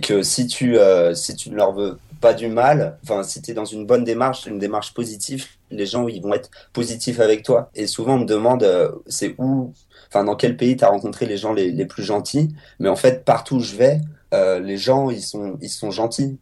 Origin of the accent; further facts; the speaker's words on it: France; en tant que Français